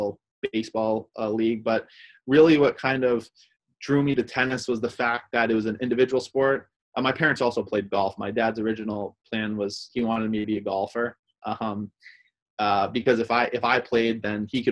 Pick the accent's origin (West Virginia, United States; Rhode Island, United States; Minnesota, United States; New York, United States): Rhode Island, United States; also born or lived in Argentina; We grew up in Rhode Island